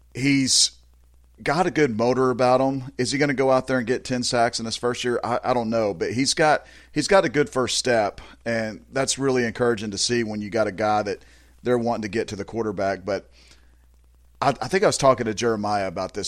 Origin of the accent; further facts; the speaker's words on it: Azle, Texas, United States; I'm from Azle